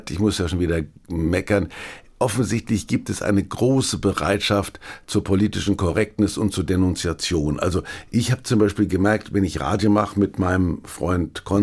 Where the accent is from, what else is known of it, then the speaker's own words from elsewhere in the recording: Kulmbach, Bavaria, Germany; gab es in Kulmbach, wo ich herkomme, Pockenalarm.